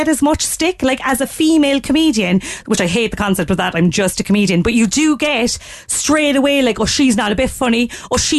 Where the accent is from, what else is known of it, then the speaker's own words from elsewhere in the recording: Ireland; I'm Irish